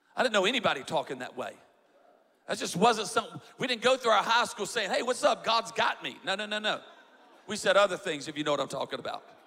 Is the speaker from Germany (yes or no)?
no; South Louisiana, United States; I'm from South Louisiana